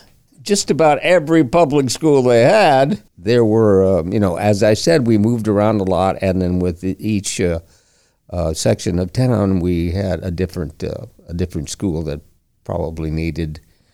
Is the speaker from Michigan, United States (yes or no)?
yes; Flint, Michigan, United States; born there; I was born in Flint, Michigan.